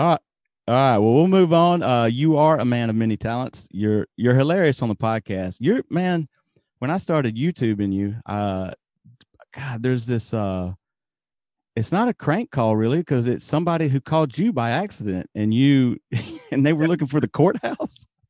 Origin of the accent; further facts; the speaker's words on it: Alabama, United States; now in Japan; I'm from Alabama